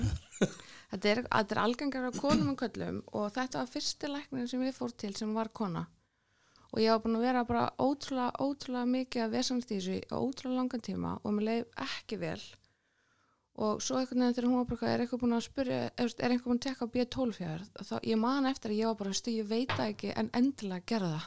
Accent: Reykjavík, Capital Region, Iceland; Vesturbær Reykjavík, K.R. og allt þetta.

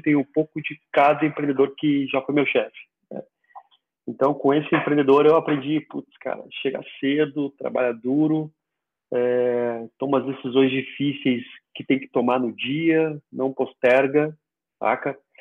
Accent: Bagé, Rio Grande do Sul, Brazil; moved away as an adult; also born or lived in Florianópolis; now in Curitiba, Brazil; eu sou natural de Bagé, do interior do Rio Grande do Sul

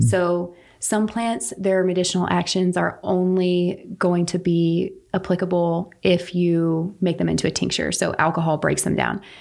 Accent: Pine Bluff, North Carolina, United States; I am local to here. I grew up in Pine Bluff

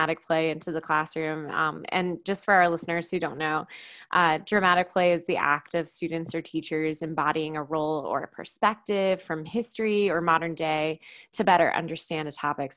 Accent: North Carolina, United States; now in Virginia, United States; I'm not from Virginia originally either. I'm from North Carolina.

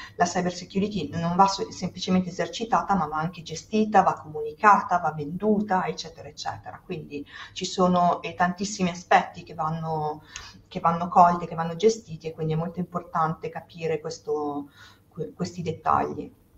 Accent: Sicily, Italy; also born or lived in Trentino / Milan; now in Dubai, United Arab Emirates; sono siciliana sono poi andata a vivere in Trentino dove tra le altre cose ho studiato

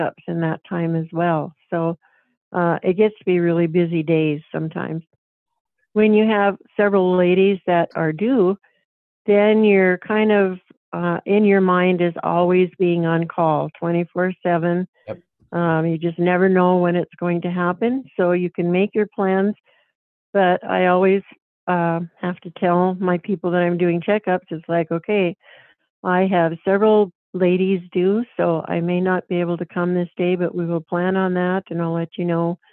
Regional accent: North Dakota, United States; this is my home state. I was raised on a farm just 8 miles from where I live right now

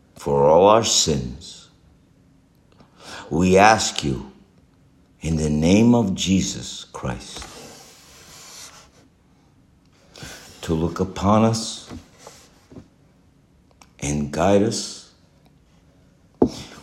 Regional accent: Los Angeles, California, United States; I was born in Hollywood, California

